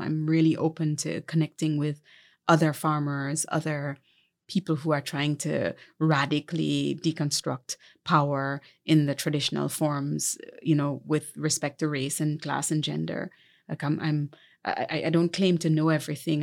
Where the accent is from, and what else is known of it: Jamaica; born or raised there; moved away as an adult; also born or lived in Montego Bay, Jamaica / Kingston, Jamaica / New York, United States